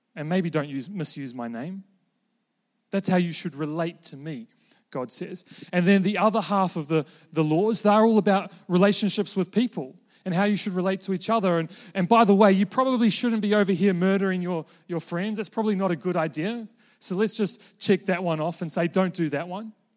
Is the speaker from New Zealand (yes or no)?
yes; New Zealand; moved away as an adult; also born or lived in Invercargill, New Zealand / Queenstown, New Zealand; now in Melbourne, Australia; I'm currently a, a Kiwi living in Melbourne